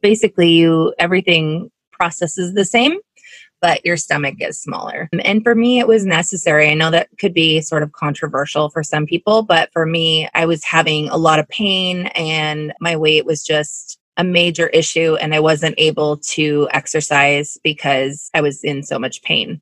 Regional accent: Carnation, Washington, United States; now in Seattle, United States; I grew up in Carnation, Washington.

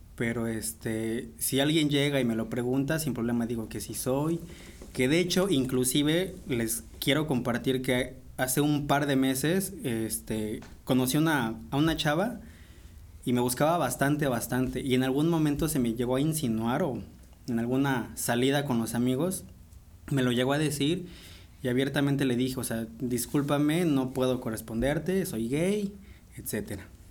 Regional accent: Puebla, Mexico; Yo soy originario de aquí de la ciudad de Puebla. Aquí llevo todos los años viviendo

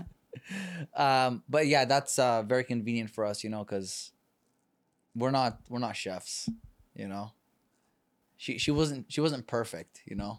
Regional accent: Canada; moved away as an adult; now in California, United States; I come from Canada

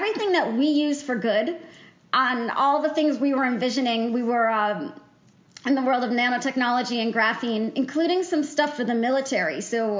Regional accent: New Hampshire, United States; I grew up in New Hampshire

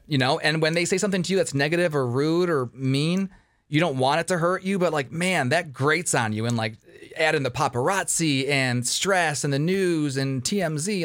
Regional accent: Detroit, Michigan, United States; I'm from Detroit.

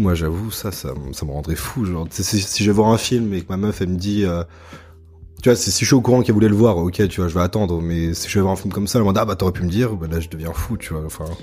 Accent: Annecy, Auvergne-Rhône-Alpes, France; moved away as an adult; also born or lived in Lyon; now in Montreal, Canada; je suis français, là je suis en PVT à Montréal. Je viens d'Annecy et après j'ai vécu 6 euh, ans à Lyon.

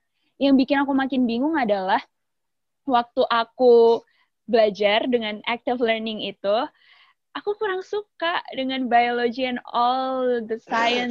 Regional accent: Nganjuk, East Java, Indonesia; moved away as an adult; also born or lived in Depok / Jakarta; aku dari Nganjuk, Jawa Timur.

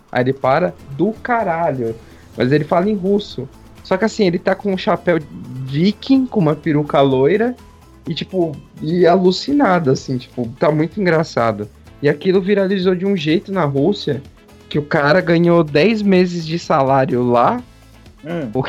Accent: Brazil; Eu sou brasileiro com muito orgulho, com muito amor.

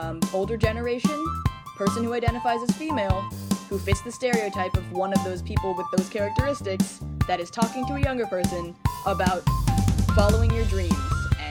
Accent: Portland, Oregon, United States; So we are from Portland, both of us, Portland, Oregon, and the Portland, Oregon city flag is pretty nice

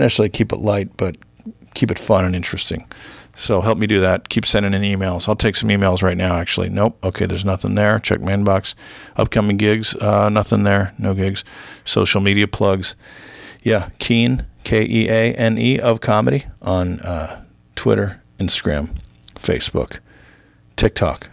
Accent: South Orange County, California, United States; I grew up with in South Orange County

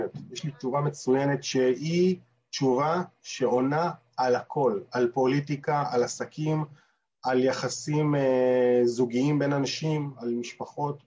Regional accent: Israel; now in New York, United States; במקרה שלנו כישראלים

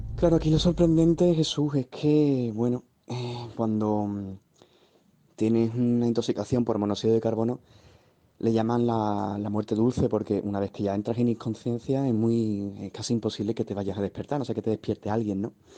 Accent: Seville, Andalusia, Spain; yo vivo en Sevilla, yo soy de Sevilla

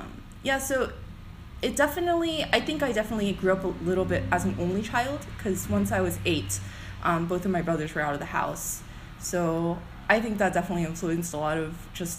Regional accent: Duluth, Georgia, United States; moved away as an adult; also born or lived in Chicago; I was born, raised, and educated in Atlanta, or in Georgia, I guess, in Koreatown area, so Duluth

